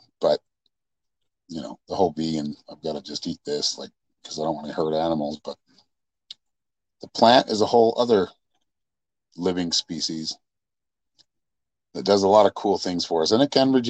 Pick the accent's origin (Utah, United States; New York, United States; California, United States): Utah, United States; growing up in Utah